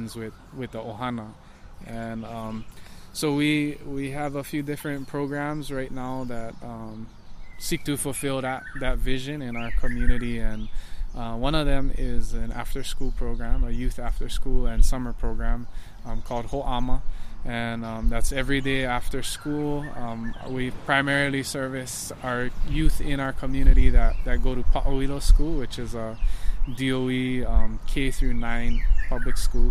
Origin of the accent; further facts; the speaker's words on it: Hilo, Hawaii, United States; now in Hamakua, Hawaii, United States; Born and raised in Waiakea, in Hilo on